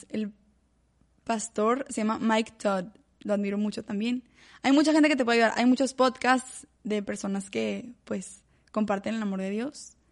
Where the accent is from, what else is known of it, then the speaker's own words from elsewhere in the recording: Monterrey, Nuevo León, Mexico; De Monterrey. Sí, orgullosamente.